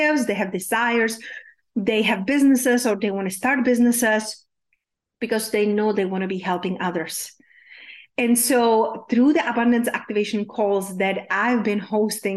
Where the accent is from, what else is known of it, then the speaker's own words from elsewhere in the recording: Czechia; English is a second language; moved away; when I was growing up in Czech Republic, yes, hence there's my unpronounceable name and my accent is from